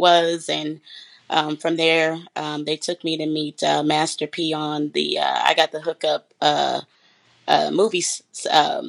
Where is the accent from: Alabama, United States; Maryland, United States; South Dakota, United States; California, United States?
California, United States; San Bernardino; I'm originally from San Bernardino, California